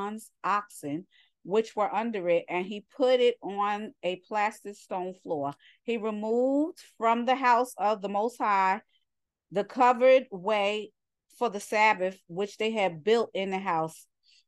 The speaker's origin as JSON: {"language": "English", "region": "New York", "country": "United States", "said": "I'm from New York, but I'm a New Yorker."}